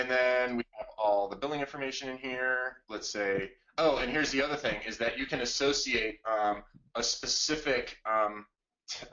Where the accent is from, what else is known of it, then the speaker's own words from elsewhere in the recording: Blair County, Pennsylvania, United States; Blair County, which is the one I grew up with in Pennsylvania